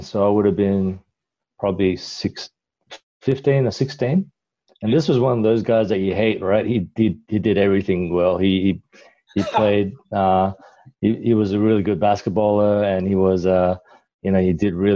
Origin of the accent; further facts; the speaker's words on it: Kuala Lumpur, Malaysia; now in Adelaide, Australia; Originally, I migrated to Adelaide from Kuala Lumpur, Malaysia. That's where I was born. So I'm Malaysian, but of Chinese descent.